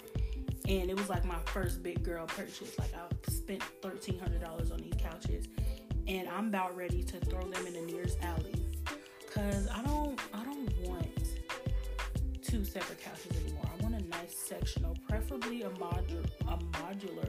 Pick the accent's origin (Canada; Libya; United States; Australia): United States; Chicago, Illinois; moved away; home is Chicago. Me and all my siblings were born and raised in Chicago